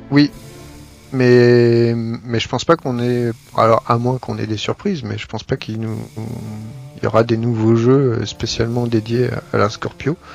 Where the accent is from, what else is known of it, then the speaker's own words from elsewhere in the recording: France; comme on est français